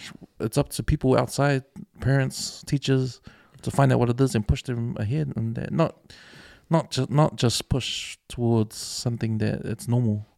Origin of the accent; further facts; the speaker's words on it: New Zealand; we grew up here in New Zealand, like our accent